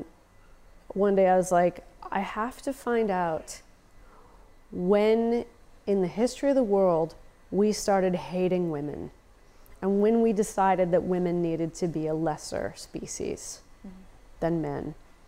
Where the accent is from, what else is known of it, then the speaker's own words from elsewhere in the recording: United States; It's okay, I'm American. I'll cry in front of anyone.